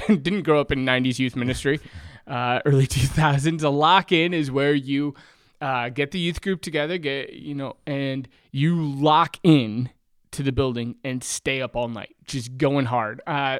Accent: Michigan, United States; Well, so I'm the oldest of five kids. I grew up in West Michigan. We were the typical church family.

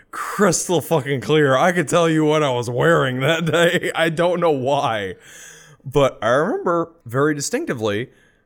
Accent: California, United States; my parents' bedroom in the house I grew up in California

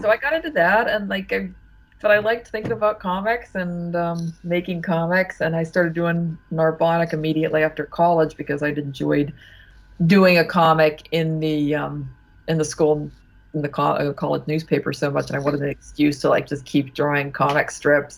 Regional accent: Ohio, United States; moved away; also born or lived in Pittsburgh, Pennsylvania / Vassar, New York; I mostly grew up in Ohio

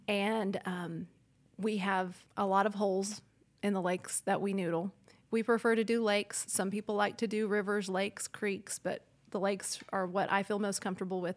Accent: El Reno, Oklahoma, United States; also born or lived in Fayetteville, Arkansas; I grew up in El Reno, Oklahoma, about probably fifteen thousand people there

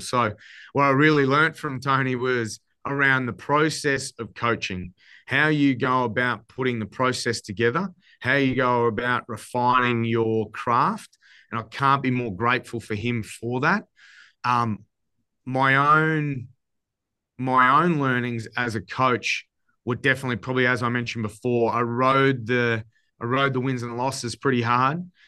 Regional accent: Queensland, Australia; my home state

